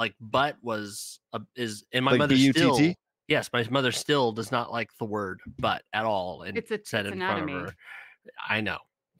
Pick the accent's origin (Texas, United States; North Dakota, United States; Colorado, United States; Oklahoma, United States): Texas, United States; I mean, we're from East Texas.